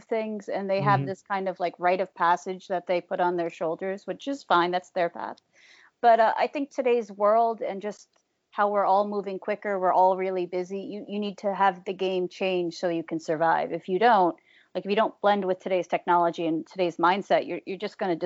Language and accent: English; New Jersey, United States; I'm from Jersey